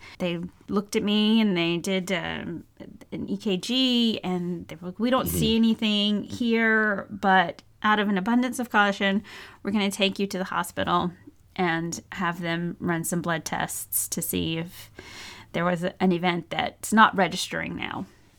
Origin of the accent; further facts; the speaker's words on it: United States; And because I'm very American in this, like, before I bother a doctor